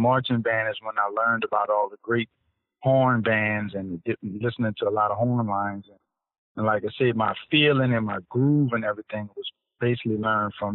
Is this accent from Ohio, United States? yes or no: no; New Orleans, Louisiana, United States; born and raised in New Orleans